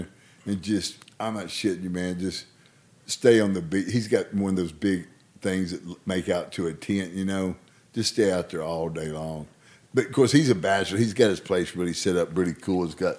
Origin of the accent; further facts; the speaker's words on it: Arkansas, United States; I'm from Arkansas. It's as redneck as you get.